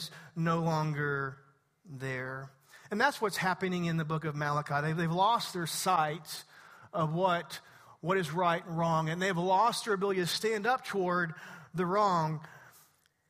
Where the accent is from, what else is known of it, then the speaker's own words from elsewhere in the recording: East Texas, United States; I'm from East Texas